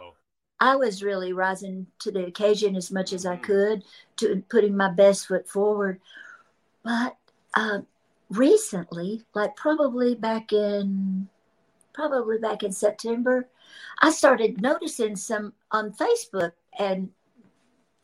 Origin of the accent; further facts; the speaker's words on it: Memphis, Tennessee, United States; moved away as an adult; now in Nashville, United States; I'm from Memphis and I've lived in Nashville since I was 18 as my permanent residence.